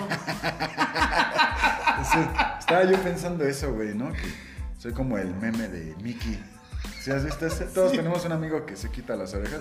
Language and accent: Spanish; Mexico City, Mexico; en la Agrícola Oriental, esa es la colonia. Sí, bueno, Dice la historia que nací en una clínica, en un hospital, en la colonia Roma